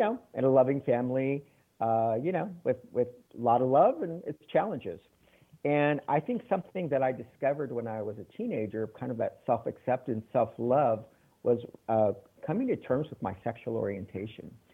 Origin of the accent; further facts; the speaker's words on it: San Antonio, Texas, United States; also born or lived in Mexico City / Taiwan; now in Chicago, United States; I'm originally from Texas, San Antonio, one of six kids, and grew up in a family where education was very important